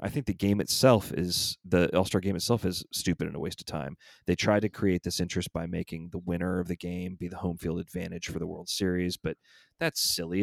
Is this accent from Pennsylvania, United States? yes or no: no; Atlanta, Georgia, United States; my hometown team